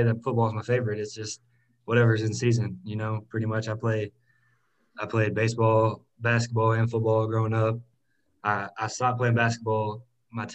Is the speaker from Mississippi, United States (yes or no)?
yes; Hernando, Mississippi, United States; also born or lived in Starkville, Mississippi / Memphis, Tennessee; I was born in Starkville, Mississippi. Lived there for a few years, and then I actually came up to Memphis, lived in the Carville area until I was about five, and then moved down here to Hernando, Mississippi